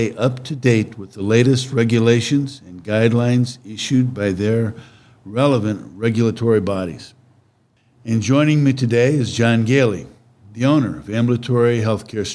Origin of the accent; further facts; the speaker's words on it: Ohio, United States; moved away; I'm originally from Ohio